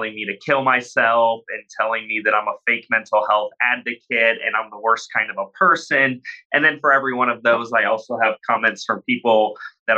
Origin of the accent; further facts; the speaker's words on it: Illinois, United States; moved away; I'm back in my hometown out in the cornfields in Illinois